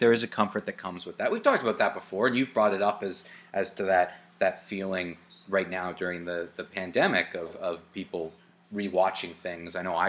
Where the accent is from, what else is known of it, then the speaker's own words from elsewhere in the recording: Toronto, Ontario, Canada; but that's mainly because I'm from Toronto.